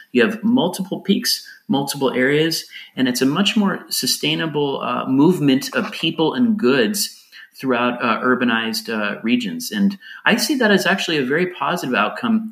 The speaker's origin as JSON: {"language": "English", "country": "United States", "moved": "yes", "lives_now": "Lisbon, Portugal", "said": "I live in Portugal now, even though I'm an American."}